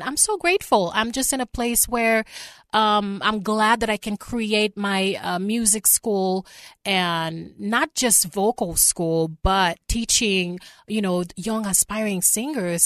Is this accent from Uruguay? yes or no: no; Haiti; moved away; I grew up in Haiti